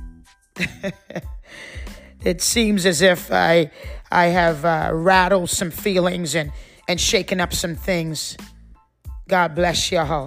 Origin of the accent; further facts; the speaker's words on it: Trinidad & Tobago; moved away; we grew up, you know, in the Caribbean islands. I came to this country 34 years ago. My whole family is Trinidadian. We are West Indian.